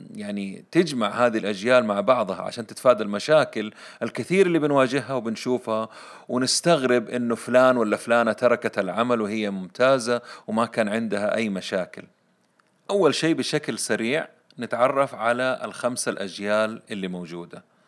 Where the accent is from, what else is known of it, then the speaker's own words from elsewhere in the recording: Saudi Arabia; عندنا في السعودية